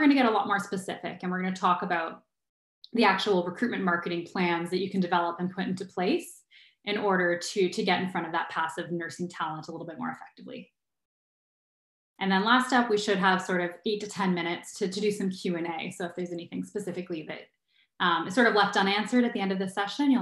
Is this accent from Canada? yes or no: yes; Ottawa, Ontario, Canada; moved away as an adult; now in Kitchener-Waterloo, Canada; I also was born and raised in Ottawa, and I grew up in Ottawa until I was early 20s